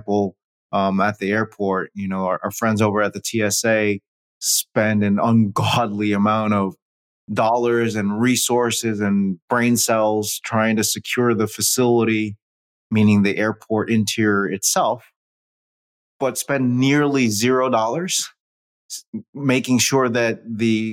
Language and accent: English; New York City, New York, United States; I was born in New York City